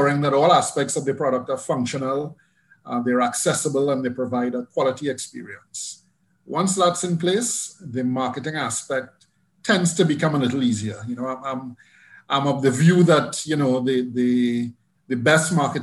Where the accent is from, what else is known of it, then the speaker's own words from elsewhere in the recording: Montserrat; We are a British overseas territory